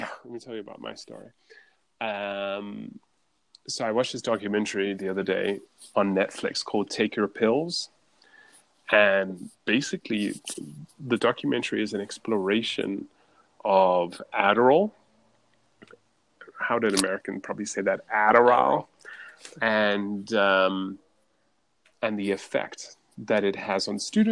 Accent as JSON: {"language": "English", "region": "Scotland", "country": "United Kingdom", "tie": "born or raised there", "said": "I was born in Scotland"}